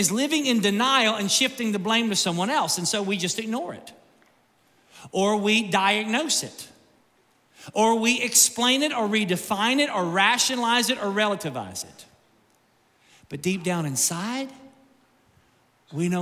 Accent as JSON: {"language": "English", "region": "Kentucky", "country": "United States", "tie": "born or raised there", "said": "I grew up in Kentucky."}